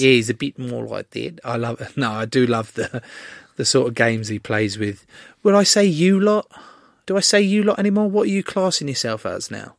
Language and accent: English; England, United Kingdom; an English rugby player